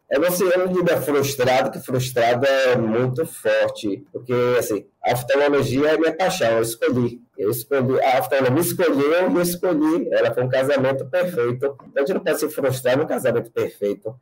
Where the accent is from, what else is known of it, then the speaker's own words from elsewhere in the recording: Itabuna, Bahia, Brazil; also born or lived in Salvador; há 20 anos eu é, de Salvador para minha terra natal, Itabuna